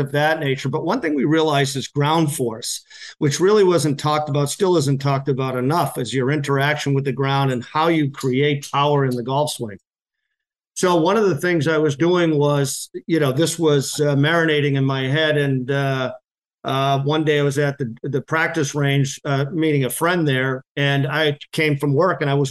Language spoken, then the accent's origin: English; Massachusetts, United States; now in New Hampshire, United States; I'm originally from Massachusetts. I live in New Hampshire now